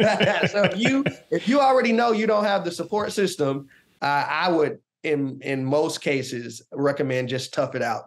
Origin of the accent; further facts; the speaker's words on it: Augusta, Georgia, United States; now in Washington, D.C., United States; I live in Washington, D C. I'm originally from Augusta, Georgia